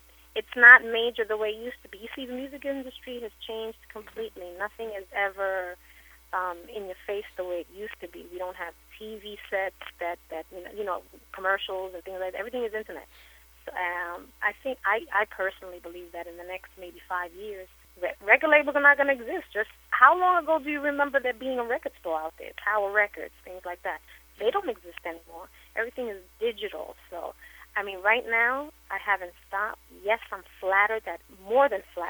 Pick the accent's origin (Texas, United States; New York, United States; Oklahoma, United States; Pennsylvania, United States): New York, United States; New York City; moved away as an adult; now in Long Island, United States; I was born and raised in Hell's Kitchen, and I love my Hell's Kitchen, my people there. But now I live in Long Island